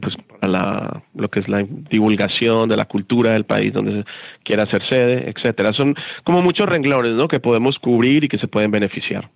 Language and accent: Spanish; Colombia; soy colombiano